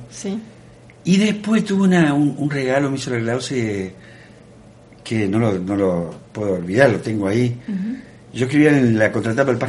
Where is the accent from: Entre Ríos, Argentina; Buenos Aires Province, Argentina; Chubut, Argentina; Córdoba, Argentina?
Córdoba, Argentina; Canals; born or raised there; moved away